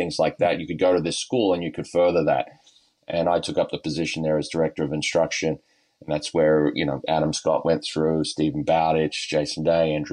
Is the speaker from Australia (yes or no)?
yes; Australia; moved away; as an Australian kid growing up playing baseball